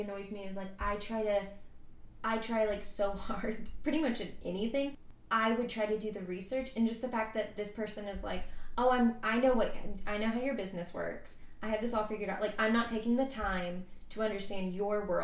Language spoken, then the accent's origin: English; Tennessee, United States; moved away as an adult; also born or lived in London; now in Atlanta, United States; I'm from Tennessee